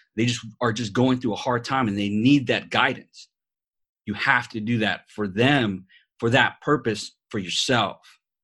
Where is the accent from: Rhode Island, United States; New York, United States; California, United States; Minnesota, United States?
New York, United States; New York City; accent: New York; moved away; also born or lived in Las Vegas; I'm a New York born Puerto Rican